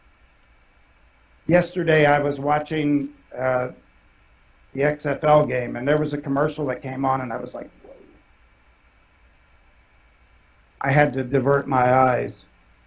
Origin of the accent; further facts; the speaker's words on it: Ohio, United States; also born or lived in West Virginia; My family's from West Virginia. I am not. I was born in Ohio